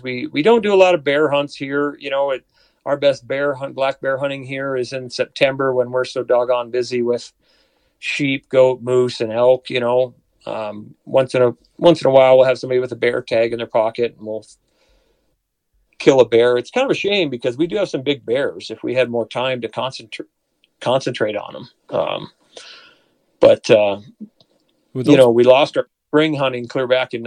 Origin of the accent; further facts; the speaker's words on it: South Dakota, United States; moved away as an adult; now in Colorado, United States; I grew up in the Dakotas